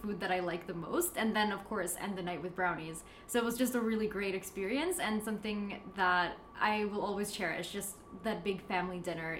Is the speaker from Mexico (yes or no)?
yes; Mexico; also born or lived in Canada; now in United States; I'm Mexican, but I've lived most of my life in the United States, and I was born in Canada, so kind of all over North America.